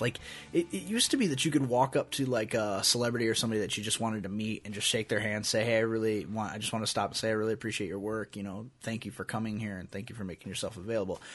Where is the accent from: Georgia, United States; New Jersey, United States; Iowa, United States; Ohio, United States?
Iowa, United States; we're from Iowa